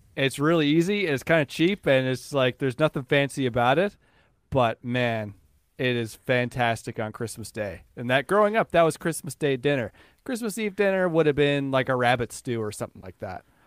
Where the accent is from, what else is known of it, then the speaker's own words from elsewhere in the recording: Newfoundland and Labrador, Canada; I grew up in Newfoundland